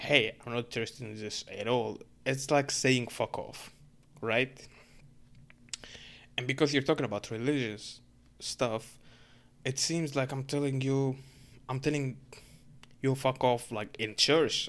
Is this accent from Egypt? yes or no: yes; Egypt; English is a second language; now in Canada; I'm a Muslim dude from Egypt